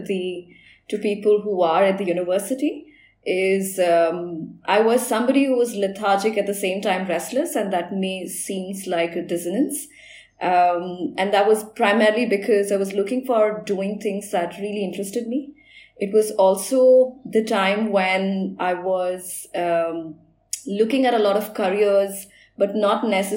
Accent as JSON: {"language": "English", "country": "India", "said": "being an Indian"}